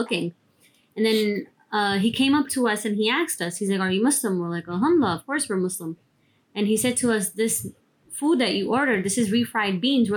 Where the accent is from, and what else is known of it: New York, United States; born or raised there